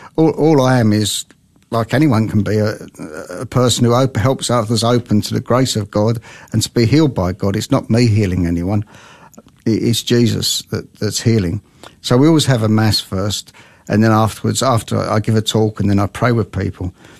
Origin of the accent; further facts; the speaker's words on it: London, United Kingdom; now in Australia; I was brought up in London